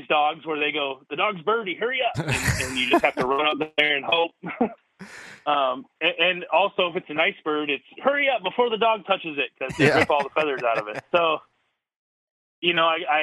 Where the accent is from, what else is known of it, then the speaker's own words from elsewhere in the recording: Des Moines, Iowa, United States; also born or lived in St. Louis, Missouri; I live in Des Moines, Iowa, which is about smack dab center of the state, state capital. Lived here basically since I was 1 year old. I was born in St. Louis, and then my dad got a job and moved up here and been here ever since